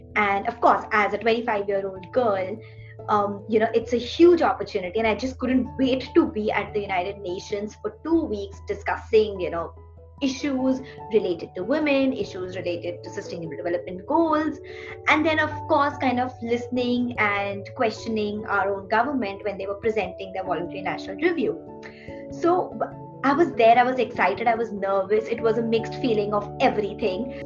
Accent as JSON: {"language": "English", "country": "India", "said": "I come from India"}